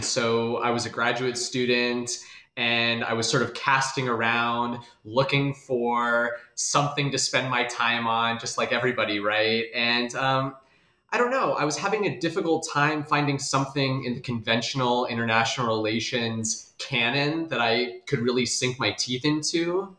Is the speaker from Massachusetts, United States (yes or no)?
no; Des Moines, Iowa, United States; I'm originally from Des Moines, Iowa, and I did my PhD at Ohio State.